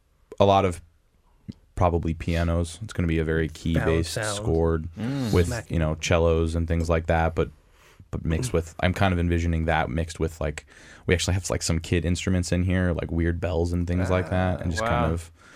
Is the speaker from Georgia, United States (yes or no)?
yes; Marietta, Georgia, United States; born there; Yeah, I was born in Marietta.